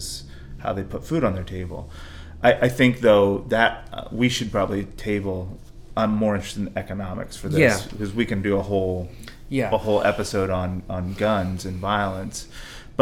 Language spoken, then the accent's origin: English; the West, United States; I come from the West, and I actually come from gun culture families